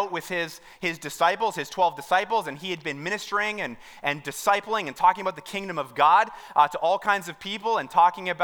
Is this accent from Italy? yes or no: no; Mount Albert, Ontario, Canada; I'm from Mount Albert